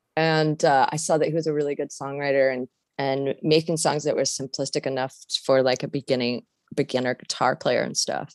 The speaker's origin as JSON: {"language": "English", "region": "Washington", "country": "United States", "moved": "yes", "said": "I'm from Washington State originally"}